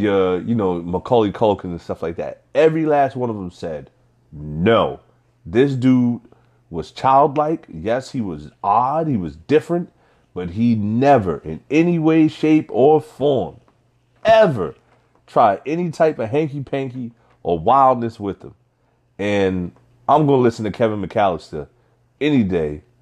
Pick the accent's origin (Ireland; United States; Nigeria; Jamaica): Nigeria; I'm Nigerian.